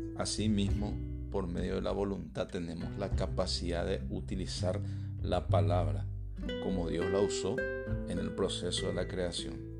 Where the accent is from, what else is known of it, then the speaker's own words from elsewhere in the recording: Paraguay; Yo, por ejemplo, soy paraguayo. Entonces mi identidad me permite, me permite tener la ciudadanía paraguaya